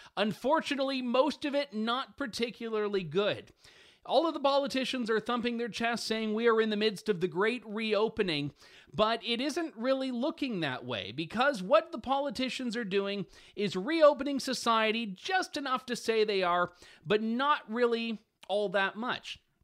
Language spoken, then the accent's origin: English; London, Ontario, Canada; my hometown, actually, London, Ontario